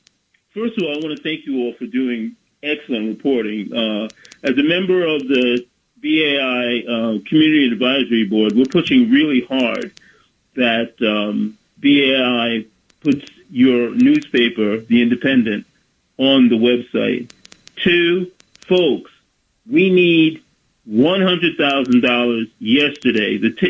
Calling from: Bronx, New York, United States; Bronx, New York.

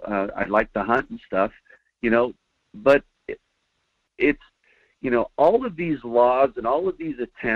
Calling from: Fairbanks, Alaska, United States; Yeah, hi, Mike. … up in Fairbanks, Alaska.

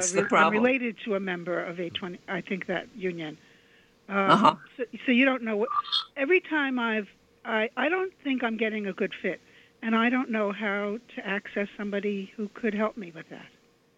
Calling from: New York, United States; I'm calling from Queens.

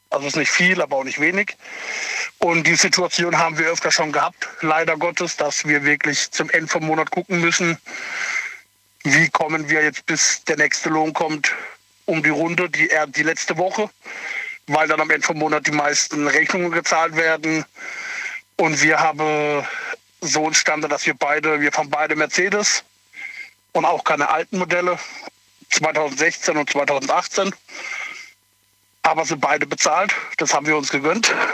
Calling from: Kehl, Baden-Württemberg, Germany

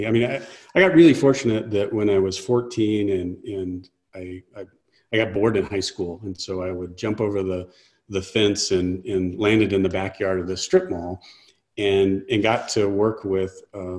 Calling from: New Mexico, United States; I live in the mountains between Albuquerque and Santa Fe, New Mexico.

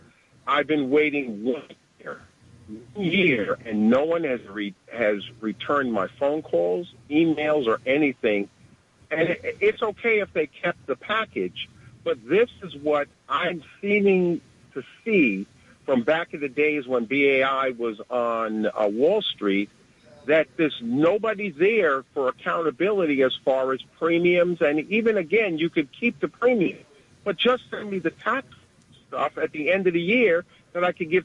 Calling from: New York, United States; calling from Brooklyn.

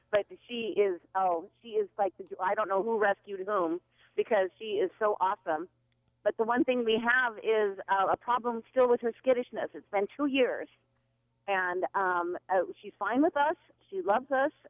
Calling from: Kennewick, Washington, United States; Hi, I'm calling from Kennewick, Washington.

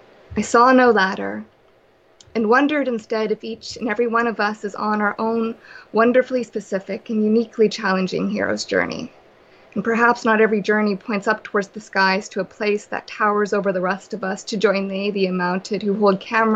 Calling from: Vancouver, British Columbia, Canada; I'm calling from Vancouver, BC.

